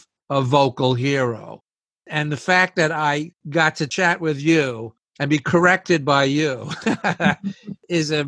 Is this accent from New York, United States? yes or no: yes; New York City, New York, United States; growing up in New York City